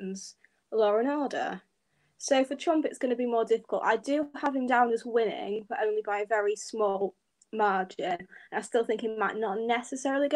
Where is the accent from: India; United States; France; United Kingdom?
United Kingdom; I'm from the UK. So yeah, you can obviously tell by my accent, I'm not a Yank